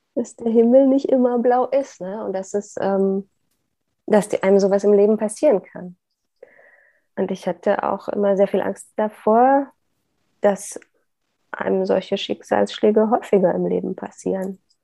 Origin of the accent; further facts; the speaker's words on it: Upper Lusatia, Saxony, Germany; moved away; ich komme aus der Oberlausitz in Sachsen. Das war für mich immer die heile Welt auf diesem Globus